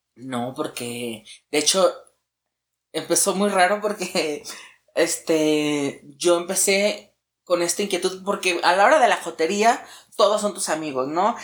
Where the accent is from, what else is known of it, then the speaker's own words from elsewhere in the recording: Guadalajara, Jalisco, Mexico; now in Mexico City, Mexico; yo soy originaria de Guadalajara